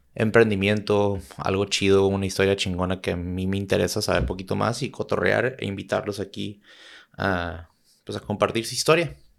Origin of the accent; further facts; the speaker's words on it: Tijuana, Baja California, Mexico; also born or lived in San Diego / Chula Vista / Santa Cruz; yo vivo en Tijuana yo viví en Tijuana, nací en San Diego, progresé toda mi vida en Tijuana